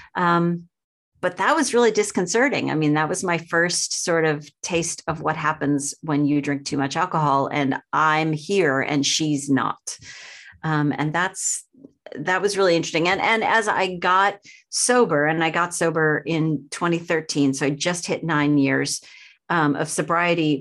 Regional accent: outside of Boston, Massachusetts, United States; I grew up outside of Boston, very small town

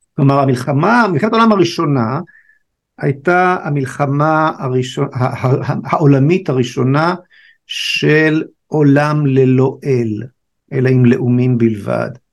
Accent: Israel; שואל אותנו מאיפה אתם, אז אה, אמרנו לו מישראל

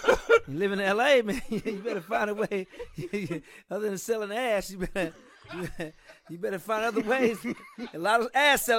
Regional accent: St. Louis, Missouri, United States; also born or lived in New York; she didn't like how we was growing up in New York, so she chose St. Louis, where they lived before I was born.

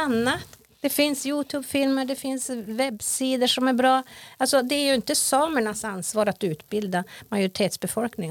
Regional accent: Jingevaerie sameby, Jämtland, Sweden; jag är från Gingeberga sameby, renskötare

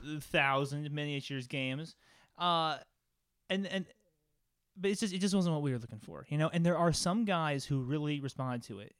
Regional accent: Phoenix, Arizona, United States; moved away as an adult; also born or lived in Los Angeles; I'm back in my hometown of Phoenix

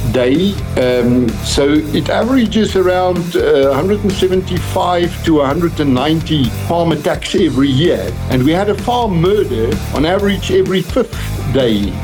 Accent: United States; moved away as an adult; also born or lived in Seattle; now in Russia; I'm saying this as an American

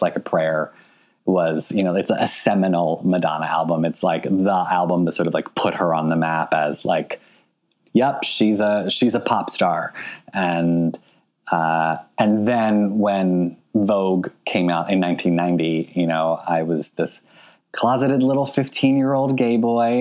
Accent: Philadelphia, Pennsylvania, United States; moved away; Philadelphia. You know, it's my hometown

